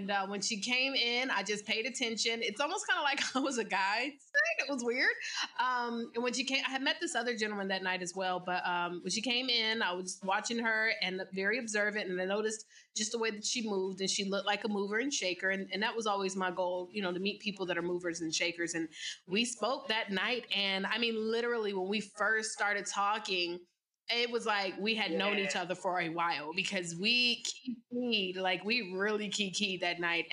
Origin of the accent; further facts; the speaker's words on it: Virginia, United States; moved away as an adult; now in Atlanta, United States; I'm originally from Virginia and I moved to the A so that I could start my journey of entrepreneurship